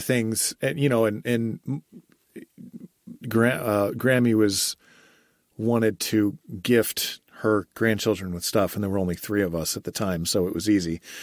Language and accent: English; United States